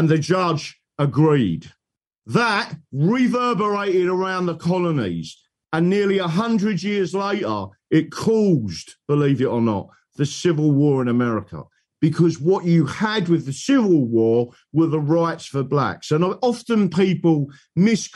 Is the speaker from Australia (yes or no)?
no; England, United Kingdom